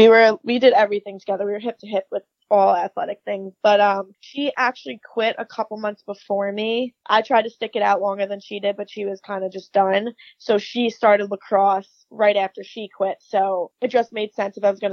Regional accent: Long Island, New York, United States; So I am from Long Island, New York.

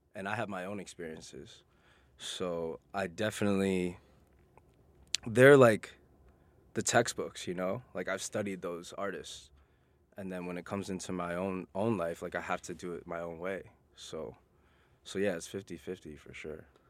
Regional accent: New York City, New York, United States; I'm a born and raised New Yorker. I'm originally from Queens

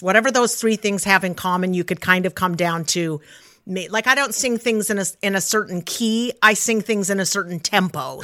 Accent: Salt Lake City, Utah, United States; I grew up in Salt Lake City

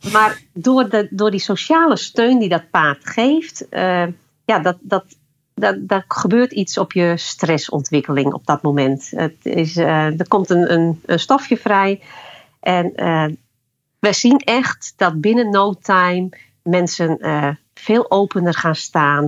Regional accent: Friesland, Netherlands; ik kom uit Friesland.

